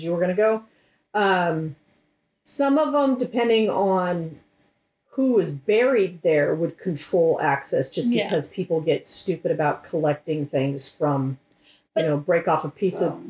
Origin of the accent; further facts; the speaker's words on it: United States; we're not European, we're American